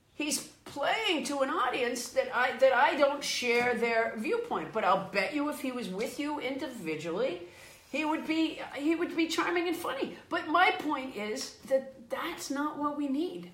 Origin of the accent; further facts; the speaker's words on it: Sudbury, Massachusetts, United States; also born or lived in Florida; I was raised in Massachusetts